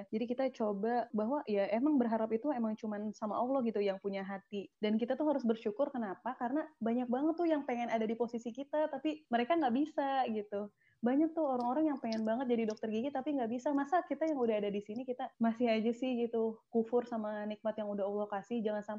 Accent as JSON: {"language": "Indonesian", "region": "Banten", "country": "Indonesia", "said": "mereka tuh kira aku tuh orang asli Palembang atau atau oh. aku tuh orang Sumatera gitu bukan aku tuh orang uh, Banten atau orang"}